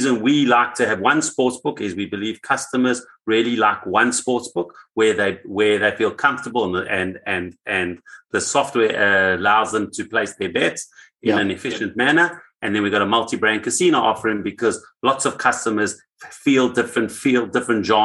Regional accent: Johannesburg, Gauteng, South Africa; I was born in South Africa, Johannesburg, and when I finished my university

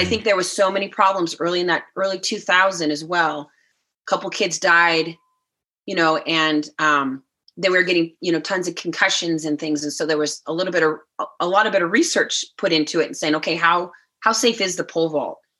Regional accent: Sacramento area, California, United States; also born or lived in Idaho; in Sacramento, kind of my hometown area, 30, 30 miles from my hometown

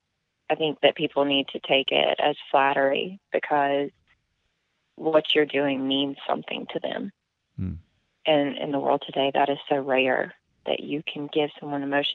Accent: Boone, North Carolina, United States; I'm a Boone local. I grew up in Boone

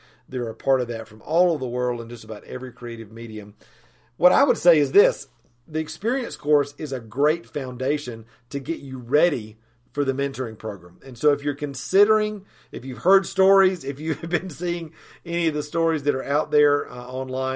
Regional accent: Asheville, North Carolina, United States; I'm from Asheville, North Carolina

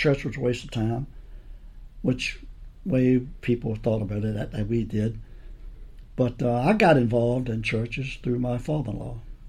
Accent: Richmond, Virginia, United States; Born and raised in Oregon Hill.

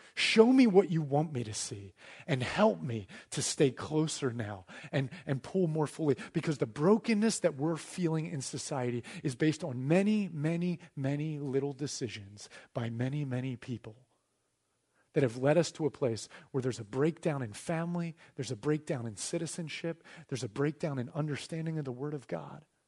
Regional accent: United States; as an American citizen

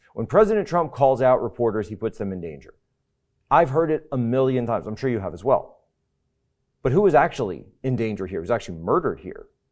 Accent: United States; growing up in the United States

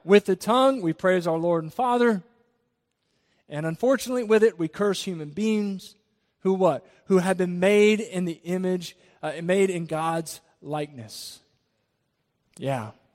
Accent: Jacksonville, Florida, United States; we come from Jacksonville. The area I come from is extremely diverse. I played on a football team

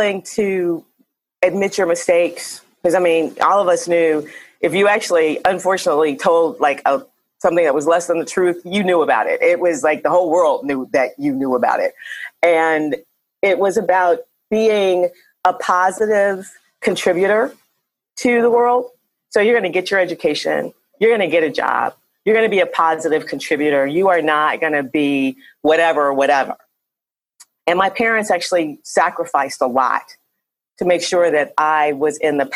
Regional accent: Cleveland, Ohio, United States; moved away as an adult; also born or lived in Atlanta; now in Chicago, United States; I grew up in Cleveland, Ohio

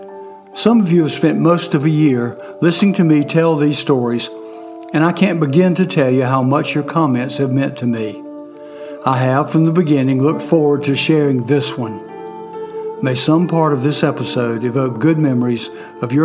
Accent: York, South Carolina, United States; born or raised there; also born or lived in Fort Mill, South Carolina

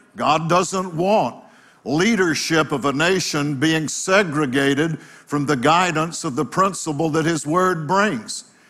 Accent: United States; being an American citizen

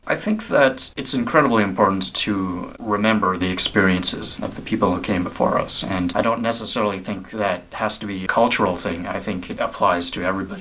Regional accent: Vancouver, British Columbia, Canada; I am Vietnamese Canadian. I was born in Vancouver

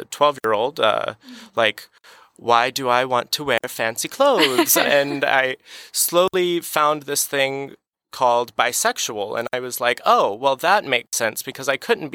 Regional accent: Moore, Oklahoma, United States; also born or lived in Bartlesville, Oklahoma; I was born in Bartlesville, Oklahoma, and grew up in Moore, Oklahoma

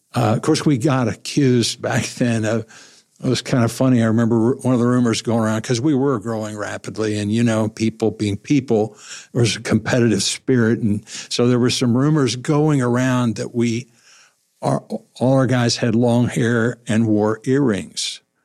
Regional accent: Webb City, Missouri, United States; I grew up in Webb City

